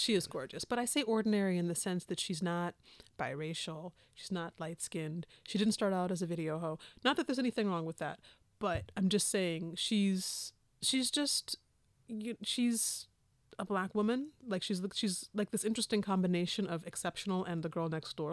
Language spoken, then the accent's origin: English; the West, United States; I'm from the West